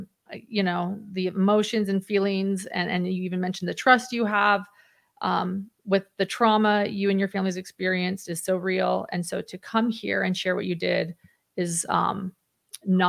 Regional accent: Mountain West, United States; moved away; my hometown, you know, in the Mountain West

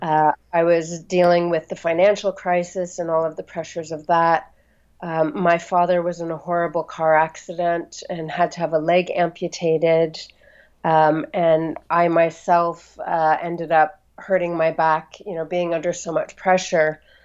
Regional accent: Los Angeles, California, United States; moved away as an adult; also born or lived in Santa Fe, New Mexico; now in London, United Kingdom; I uh, grew up on the west coast of the U.S um, first in Santa Fe, New Mexico until I was about eight, and then in Los Angeles

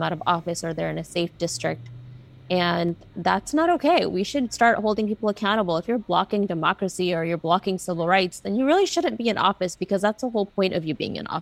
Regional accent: Texas, United States; moved away; my hometown in Texas

